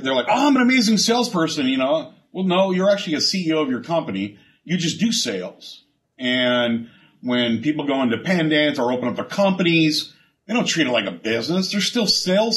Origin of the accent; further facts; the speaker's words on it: San Diego, California, United States; moved away as an adult; now in O'Fallon, United States; I'm from San Diego